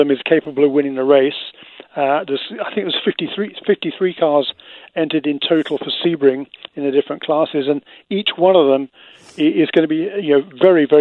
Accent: England, United Kingdom; accent: Queen's English; now in United States

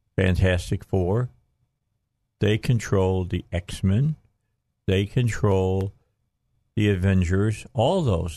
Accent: Gary, Indiana, United States; I was born in Gary

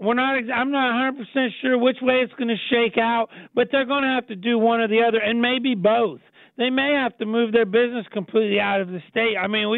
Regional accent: near Steubenville, Ohio side of the river, United States; also born or lived in Pittsburgh, Pennsylvania / Butler, Pennsylvania; I'm from the Ohio side of the river, but just over on the other side of Steubenville.

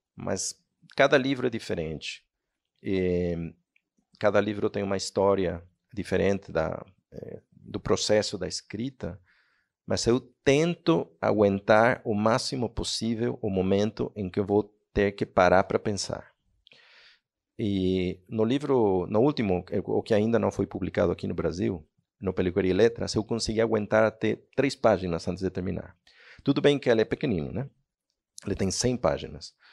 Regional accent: Mexico; Portuguese is a second language; moved away as an adult; also born or lived in Spain / Barcelona; sou um escritor mexicano

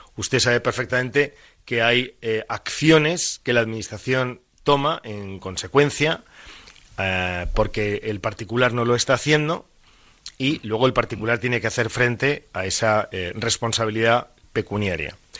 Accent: Valencian Community, Spain; como valenciano

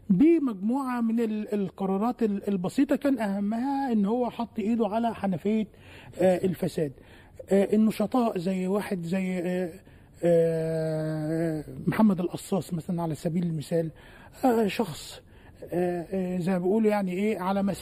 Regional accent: Egypt; وايضا احنا كمصريين في الحياه منشغلين بقضيه علاء عبد الفتاح

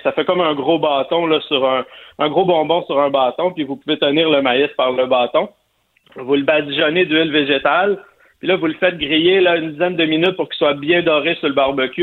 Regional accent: Sainte-Madeleine, Quebec, Canada; je viens de Sainte-Madeleine, la rive de Montréal

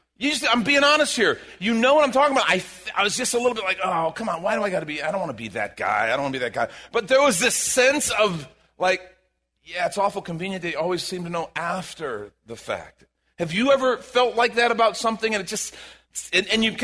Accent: Chicago, Illinois, United States; moved away; I'm from Chicago

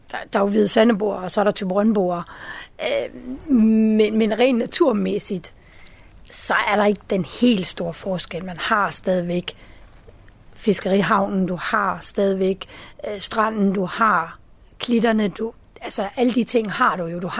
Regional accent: Zealand, Denmark; Jeg er oprindelig fra Sjælland.

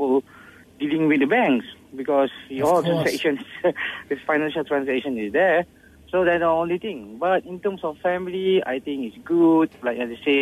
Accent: Malaysia; being Malaysian

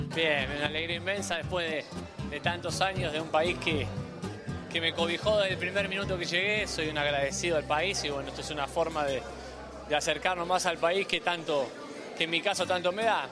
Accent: Buenos Aires, Argentina; moved away as an adult; also born or lived in Rosario; now in Peru; nosotros somos los cuatro de Buenos Aires.

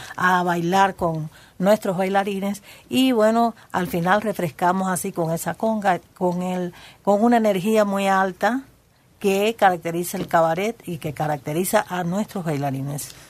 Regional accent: Cuba; Todos vienen de Cuba, todos somos cubanos.

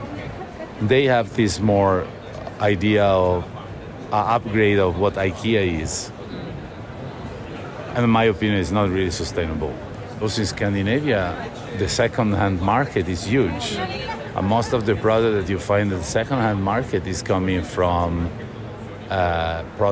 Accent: Italy; now in Sweden; I am Italian

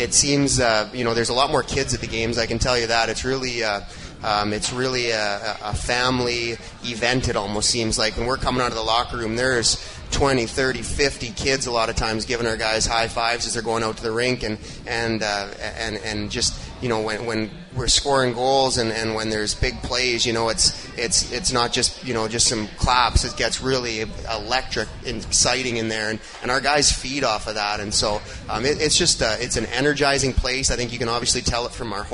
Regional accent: Manitoba, Canada; moved away; growing up in small town in Manitoba

